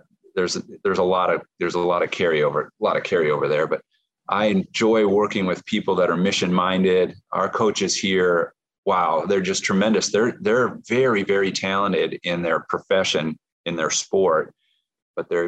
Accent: Nebraska, United States; My former pastor, when I was growing up in Nebraska

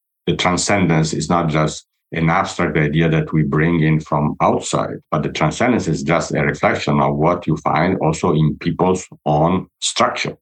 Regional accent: Italy; I'm from Italy

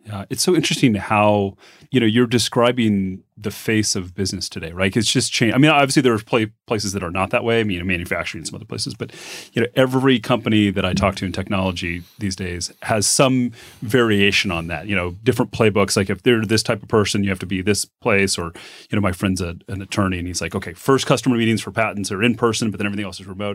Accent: Phoenix, Arizona, United States; also born or lived in Bay Area; now in Reno, United States; I grew up in Phoenix

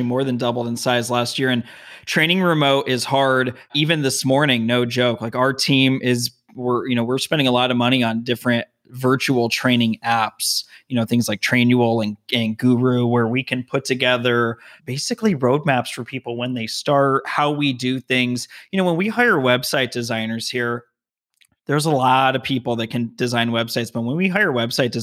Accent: Las Vegas, Nevada, United States; moved away as an adult; also born or lived in Denver; now in Southern California, United States; I was born and raised in Las Vegas, graduated UNLV

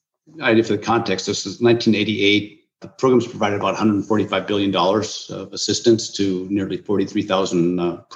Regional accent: Minnesota, United States; growing up as a child in Minnesota, land of 10,000 lakes

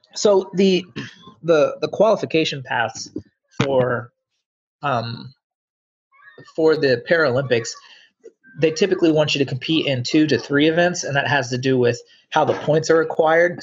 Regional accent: Englewood, Ohio, United States; moved away as an adult; also born or lived in Dayton, Ohio; At the age of eight, I moved to a place called Englewood

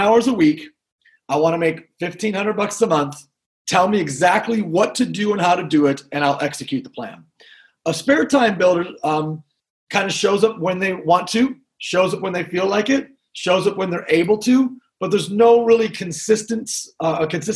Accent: Grand Rapids, Michigan, United States; I'm actually originally from Grand Rapids, Michigan, where I'm sitting, and just very blue-collar, middle-class upbringing

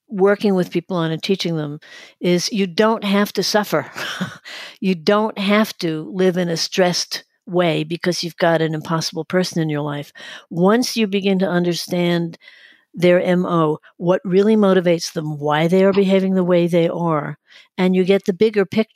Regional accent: New York City, New York, United States; now in Florida, United States; I'm originally from Brooklyn, New York, and I identify as a New Yorker, although I am living in Florida

